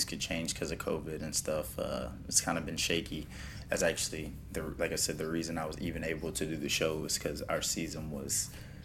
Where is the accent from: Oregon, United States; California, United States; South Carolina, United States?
South Carolina, United States; now in Miami, United States; I'm from South Carolina